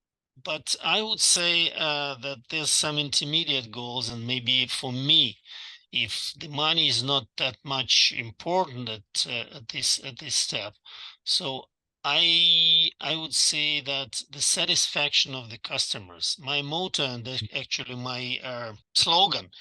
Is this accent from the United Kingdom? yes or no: no; Russia; moved away as an adult; now in Dallas, United States; in Russia